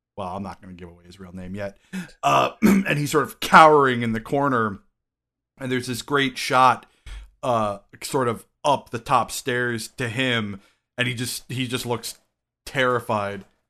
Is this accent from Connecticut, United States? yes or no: yes; Connecticut, United States; Connecticut is known for our Hispanic population